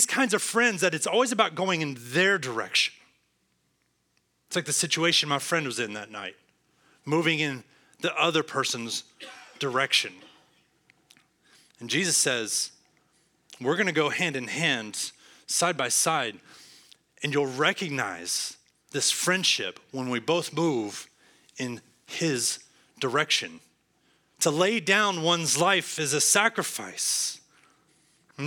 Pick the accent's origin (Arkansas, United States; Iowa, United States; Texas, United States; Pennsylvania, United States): Texas, United States; also born or lived in Cincinnati; I am a Texan, tried and true.